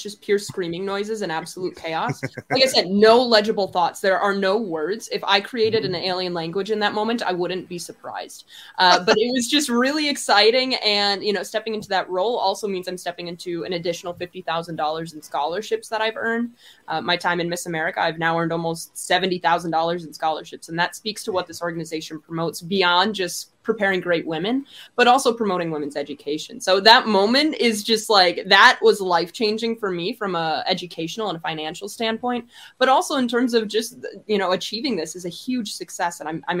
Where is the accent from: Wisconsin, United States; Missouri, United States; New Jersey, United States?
Wisconsin, United States; So I'm super excited and I love Wisconsin. It's my home state, forever a piece of me.